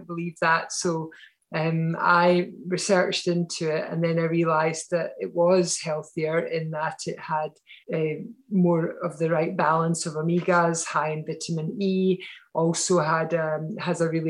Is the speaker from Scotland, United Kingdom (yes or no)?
yes; Glasgow, Scotland, United Kingdom; moved away as an adult; now in near Edinburgh, United Kingdom; So I grew up in Glasgow